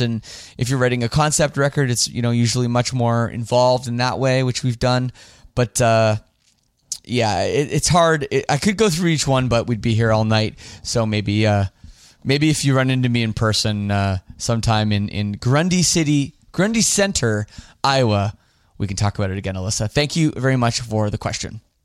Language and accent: English; Toronto, Ontario, Canada; my hometown of Toronto